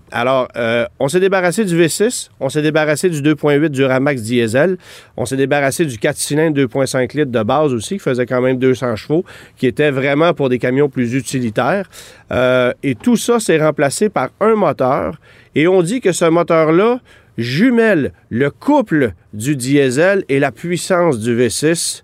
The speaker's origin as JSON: {"language": "French", "region": "Quebec", "country": "Canada", "said": "chez nous au Québec"}